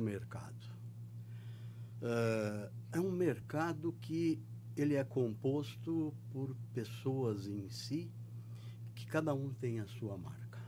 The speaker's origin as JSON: {"language": "Portuguese", "town": "Limeira", "region": "São Paulo", "country": "Brazil", "accent": "caipira", "moved": "as an adult", "said": "eu sou caipira, eu vim lá de Limeira, no interior"}